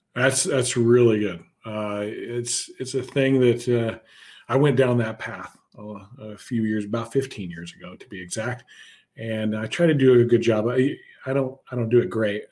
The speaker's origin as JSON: {"language": "English", "town": "Houston", "region": "Texas", "country": "United States", "tie": "born or raised there", "also_born_or_lived": "Wisconsin", "moved": "yes", "said": "My hometown, uh, Houston"}